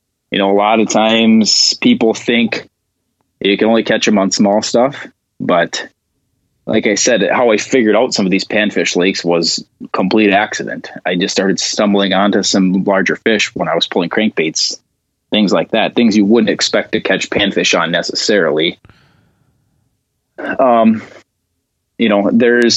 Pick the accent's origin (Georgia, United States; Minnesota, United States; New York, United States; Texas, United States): Minnesota, United States; Northern; moved away; growing up in Northern Minnesota